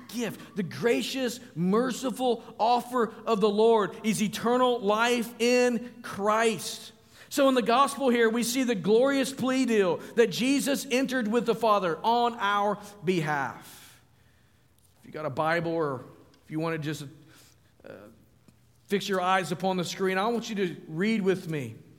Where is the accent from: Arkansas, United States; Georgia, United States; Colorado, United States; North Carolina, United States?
Arkansas, United States; Springdale; moved away as an adult; now in Virginia, United States; northwest Arkansas, where I grew up